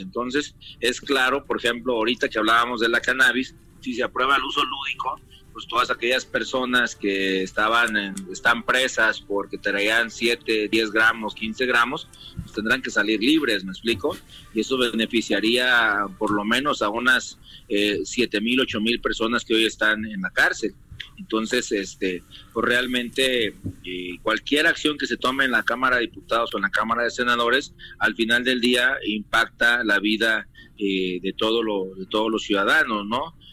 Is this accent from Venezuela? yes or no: no; Mexico; moved away as an adult; also born or lived in United States; Y te hablo como migrante. Yo estuve siete años de mojado en los Estados Unidos